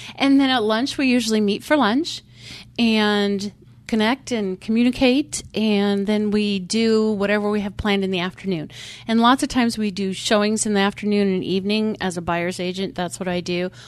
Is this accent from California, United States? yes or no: no; Montana, United States; moved away as an adult; now in Phoenix, United States; when we lived in Montana, we belonged to a wine tasting club